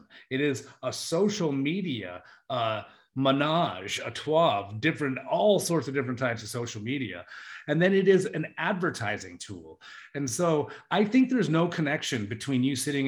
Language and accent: English; Juneau, Alaska, United States; I was in Juneau, my hometown